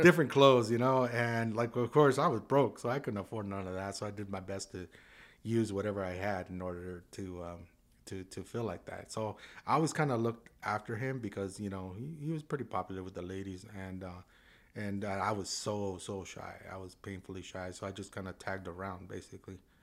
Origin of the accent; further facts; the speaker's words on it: San Juan Capistrano, California, United States; I grew up in San Juan Capistrano, right in the barrio right there